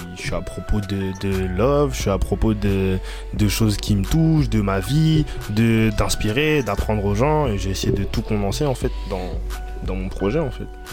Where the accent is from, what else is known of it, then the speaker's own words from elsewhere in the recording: Reims, Grand Est, France; moved away as an adult; now in Paris, France; je viens de Reims, ville du 51. Bah, je suis arrivé sur Paris, je suis nouveau